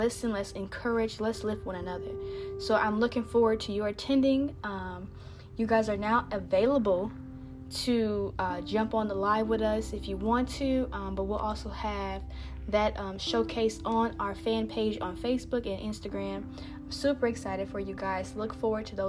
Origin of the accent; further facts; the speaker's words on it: Indiana, United States; now in Texas, United States; I'm from Indiana